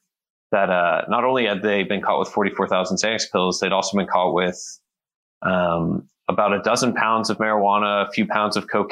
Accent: Texas, United States; moved away as an adult; also born or lived in New York / Hanoi, Vietnam; I grew up in Texas, and then went to college in New York, and after college, lived in Vietnam, Hanoi, Vietnam for a year.

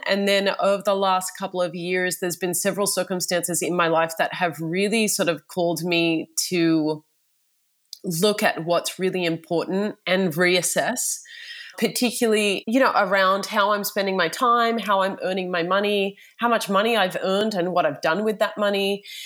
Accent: Australia; I am from Australia

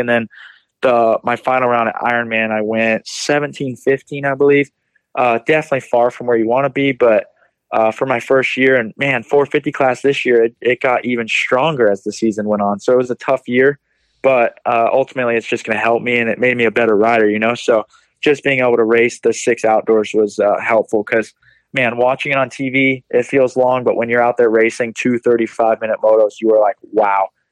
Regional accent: Florida, United States; now in North Carolina, United States; I'm originally from Florida, but I've moved to North Carolina now just to be with the team

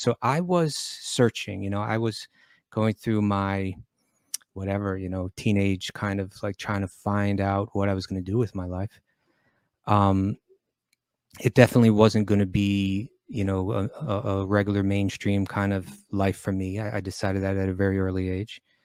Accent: New York, United States; growing up in New York.

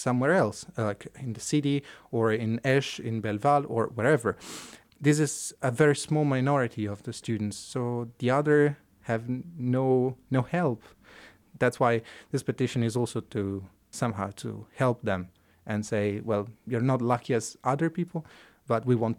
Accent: Italy; English is a second language; I mean, I come from Italy and we studied English, we studied French, we studied German, so we know those languages.

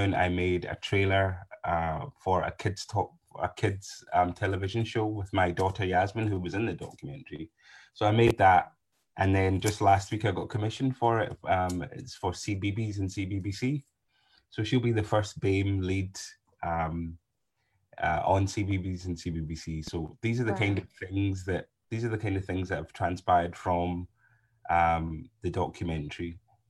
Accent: Scotland, United Kingdom; growing up in Scotland

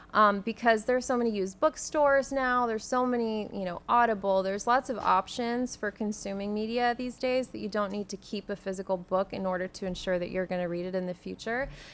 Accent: San Antonio, Texas, United States; I grew up in San Antonio

